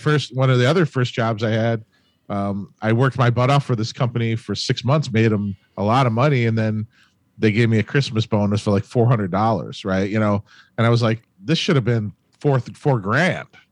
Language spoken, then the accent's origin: English; Cleveland, Ohio, United States; Born and raised Cleveland, Ohio